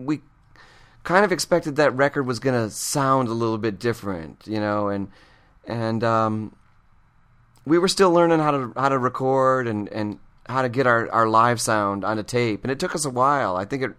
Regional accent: Michigan, United States; moved away; I'm from Michigan. I'm a pretty conservative person. I'm a thrifty person

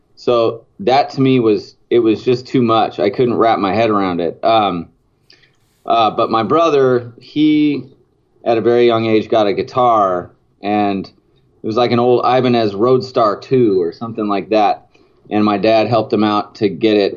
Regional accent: Silverton, Oregon, United States; I grew up in a town called Silverton. It was it was like uh, about 20 miles away from Salem.

